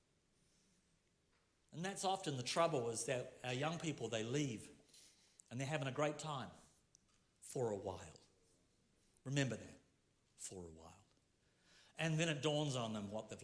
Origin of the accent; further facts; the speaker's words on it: Rotorua, Bay of Plenty, New Zealand; I'm from Rotorua